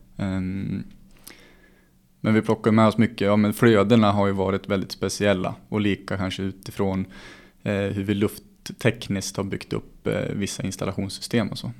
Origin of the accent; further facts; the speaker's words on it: Gävle, Gävleborg County, Sweden; jag som Gävlebo